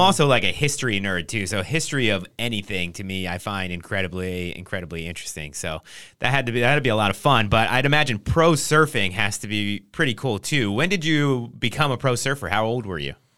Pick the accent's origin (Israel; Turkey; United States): United States; Trenton, New Jersey; moved away; also born or lived in San Diego; I'm from New Jersey